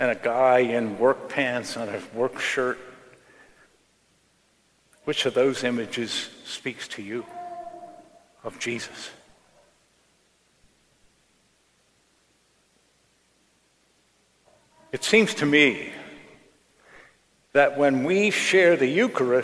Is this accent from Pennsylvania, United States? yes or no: yes; Johnstown, Pennsylvania, United States; in 1977, Johnstown, my hometown, was flooded when a dam broke right above the city.